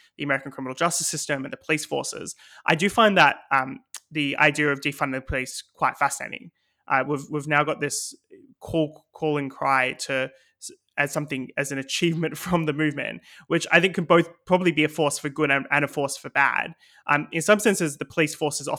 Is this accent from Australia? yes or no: yes; Australia; now in United Kingdom; my home country in Australia